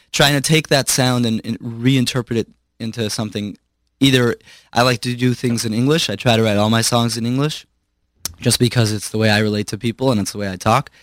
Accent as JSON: {"language": "English", "town": "Chicago", "region": "Illinois", "country": "United States", "tie": "born or raised there", "also_born_or_lived": "Brooklyn, New York"}